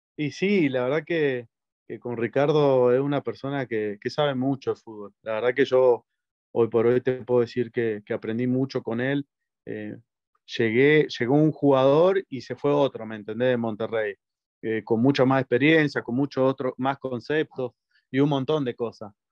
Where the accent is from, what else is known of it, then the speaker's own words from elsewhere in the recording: Argentina; also born or lived in Mexico; en Argentina, en, mi país